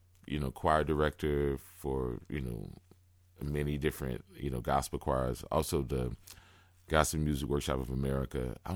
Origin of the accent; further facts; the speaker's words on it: Houston, Texas, United States; Yeah, I grew up in Houston.